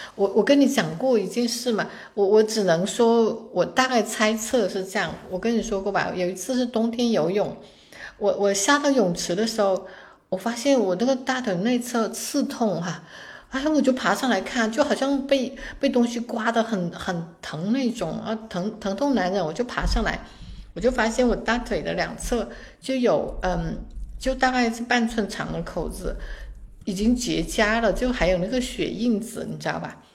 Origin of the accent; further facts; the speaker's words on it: China; 我们中国人